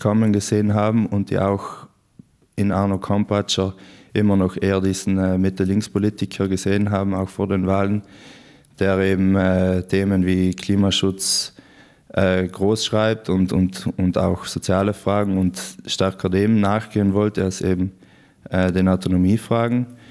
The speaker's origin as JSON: {"language": "German", "town": "Brenner", "region": "Trentino-Alto Adige", "country": "Italy", "tie": "born or raised there", "also_born_or_lived": "Innsbruck, Austria", "said": "ich bin in, im ganz im Norden von Südtirol geboren und aufgewachsen in der Gemeinde Brenner, Fraktion Pflersch"}